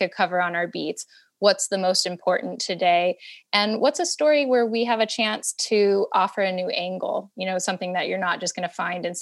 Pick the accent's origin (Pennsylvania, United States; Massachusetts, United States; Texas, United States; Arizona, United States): Arizona, United States; Phoenix; moved away as an adult; also born or lived in Denver, Colorado; now in New York, United States; my family moved to Phoenix when I was a year old, and spent many years there